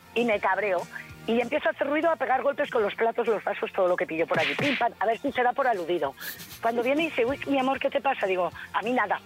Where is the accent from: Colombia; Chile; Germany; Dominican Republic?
Germany; now in Villarreal, Spain; nací en Alemania